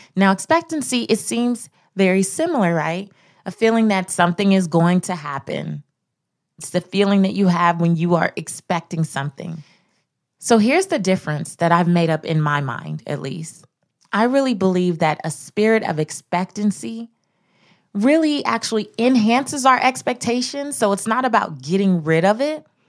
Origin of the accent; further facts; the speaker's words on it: Los Angeles, California, United States; I grew up in South Central Los Angeles